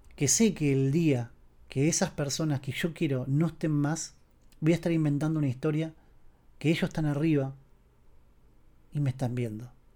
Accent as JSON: {"language": "Spanish", "town": "Castelar", "region": "Buenos Aires Province", "country": "Argentina", "tie": "born or raised there", "said": "mi pueblo natal, mi pueblo como si fuese un campo, en realidad es Castelar."}